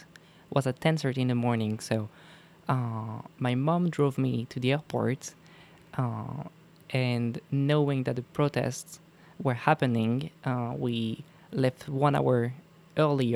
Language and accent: English; Mézenger, Pays de la Loire, France; my hometown is called Mézenger